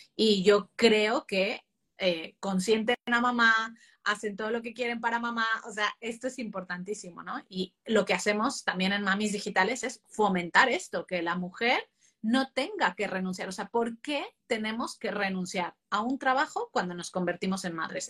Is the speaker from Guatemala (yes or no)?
no; Mexico; moved away as an adult; now in Spain; Yo que he vivido mi infancia en México y ya mi, parte de adulto en, España